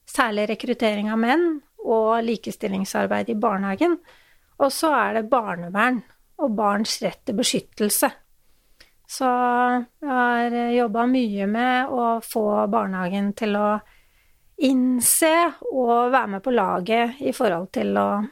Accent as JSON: {"language": "Norwegian", "town": "Hamar", "region": "Innlandet", "country": "Norway", "moved": "yes", "said": "Og jeg er jo fra Hamar, egentlig."}